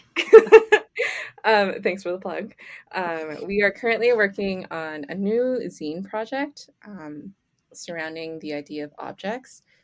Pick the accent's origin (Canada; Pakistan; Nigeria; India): Canada; I'm born and raised in Canada